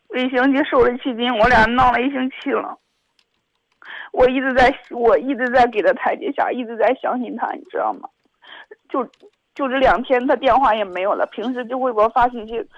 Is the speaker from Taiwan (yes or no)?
no; Zhengzhou, Henan, China; 我家是郑州的